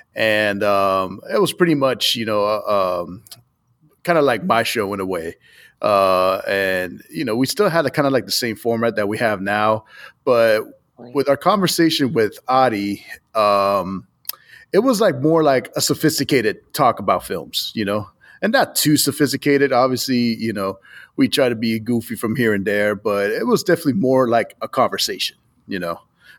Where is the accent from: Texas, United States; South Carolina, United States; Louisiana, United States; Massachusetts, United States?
Massachusetts, United States; Boston; a friend of mine that I've known for a while back home where I'm from Boston